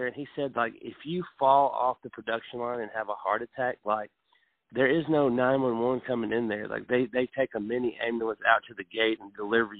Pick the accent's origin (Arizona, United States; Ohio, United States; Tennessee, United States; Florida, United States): Tennessee, United States; Franklin; moved away as an adult; now in Columbia, United States; I'm from Franklin. I can't really afford the payments to live there now, so I live in Columbia. But, you know, it's kind of like a little mile town in its own right.